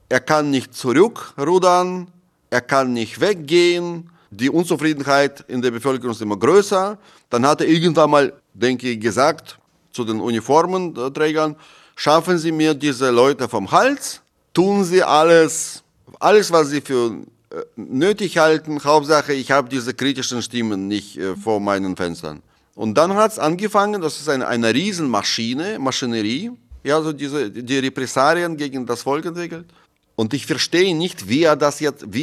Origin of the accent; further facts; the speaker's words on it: Moscow, Russia; Ich habe in einer VR-Brille bei Google Maps eingegeben meine Straße in Moskau, wo ich aufgewachsen bin und mein Haus.